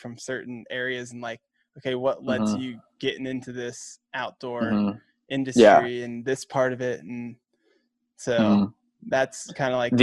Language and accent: English; Midwest, United States; being a Midwesterner